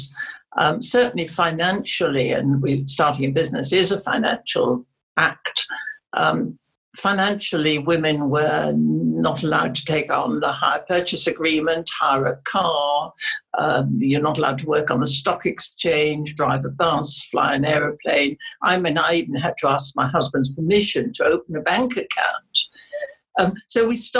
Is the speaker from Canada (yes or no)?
no; England, United Kingdom; also born or lived in Germany; I was very lucky in my foster parents, who brought me up as they would their own children. And I am more English than the English